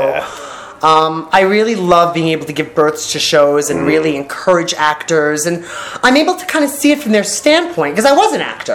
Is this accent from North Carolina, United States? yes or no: no; New York, United States; moved away as an adult; now in California, United States; we are, both New Yorkers